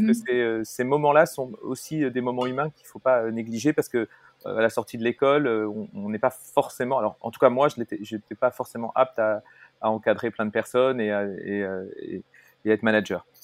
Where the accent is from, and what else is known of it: Paris, Île-de-France, France